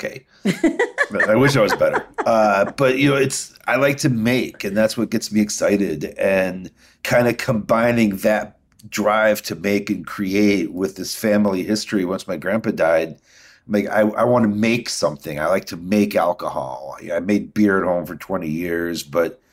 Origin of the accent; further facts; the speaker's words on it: Midwest, United States; I'm a Midwesterner.